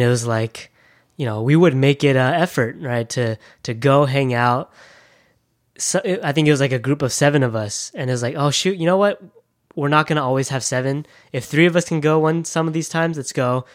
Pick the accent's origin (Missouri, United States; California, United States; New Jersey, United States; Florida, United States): California, United States; Thousand Oaks; I'm from Thousand Oaks